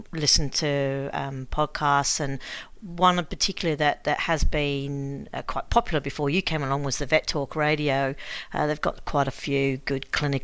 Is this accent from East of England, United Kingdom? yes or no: yes; Bedford, East of England, United Kingdom; moved away as an adult; also born or lived in United States; now in Australia; originally I'm from England, from Bedford in the UK